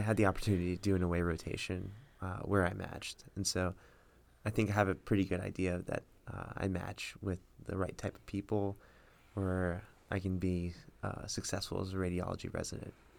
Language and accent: English; Miami Springs, Florida, United States; I grew up in Miami Springs